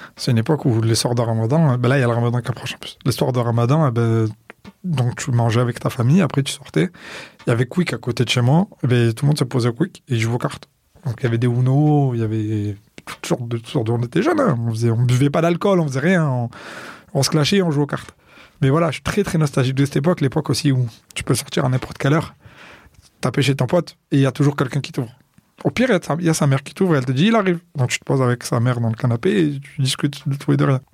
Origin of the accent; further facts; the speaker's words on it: Marseille, Provence-Alpes-Côte d'Azur, France; je suis né à Marseille. Je n'ai pas beaucoup bougé de Marseille